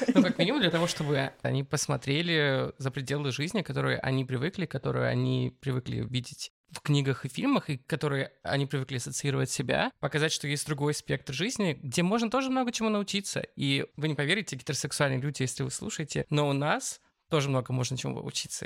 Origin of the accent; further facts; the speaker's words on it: Barnaul, Altai Krai, Russia; Я родился в Барнауле, Алтайский край. Если вы ткнете просто пальцем в центр Евразии, то это будет как раз мой родной город